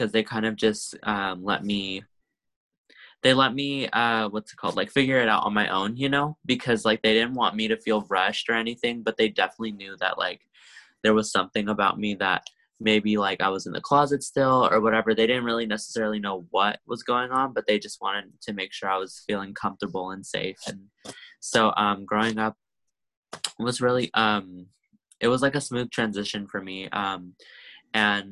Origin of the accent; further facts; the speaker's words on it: Sacramento, California, United States; also born or lived in San Francisco Bay Area; I grew up in Sacramento, actually. I'm here now, obviously, because of COVID, but I grew up here